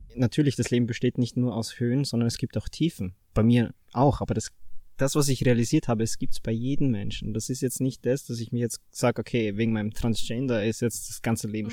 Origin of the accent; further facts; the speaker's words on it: Fürstenfeld, Styria, Austria; ich bin 25, komme aus Fürstenfeld